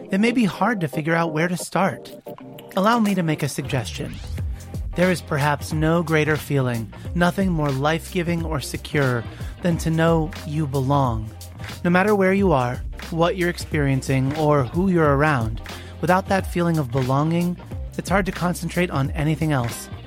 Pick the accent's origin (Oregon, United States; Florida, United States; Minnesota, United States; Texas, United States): Oregon, United States; I am eight years old, and I'm from Oregon.